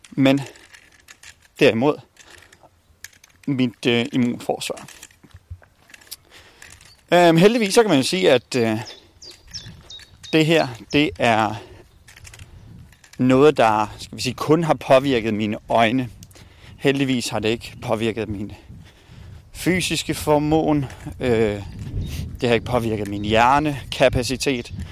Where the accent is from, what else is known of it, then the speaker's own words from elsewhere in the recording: Bosnia & Herzegovina; now in Denmark; Jeg kommer oprindeligt fra Bosnien. … Øh, og vi kom til, øh, til Danmark i, øh, i 1993.